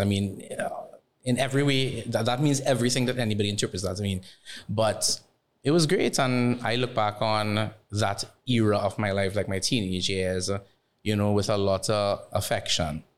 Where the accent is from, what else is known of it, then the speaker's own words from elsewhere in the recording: Barataria, San Juan–Laventille, Trinidad & Tobago; chubby brown skin boy from Barataria